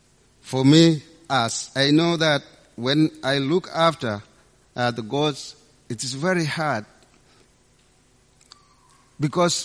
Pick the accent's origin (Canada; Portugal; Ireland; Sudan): Sudan; moved away; my background as African, I come from Sudan in a small village